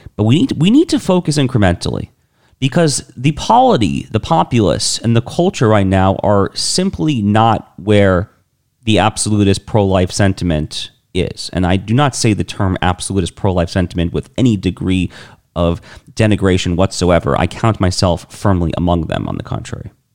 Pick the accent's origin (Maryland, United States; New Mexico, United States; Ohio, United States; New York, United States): New York, United States; In New York State, my home state